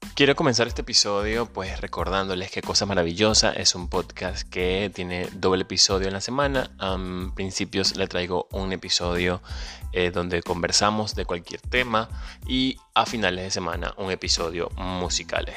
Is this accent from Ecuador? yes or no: no; Venezuela; moved away; Soy venezolano